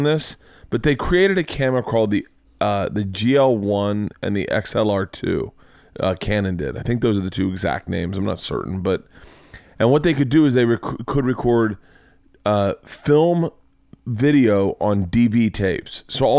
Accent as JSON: {"language": "English", "region": "Florida", "country": "United States", "tie": "born or raised there", "said": "I say bad, but I grew up in Florida."}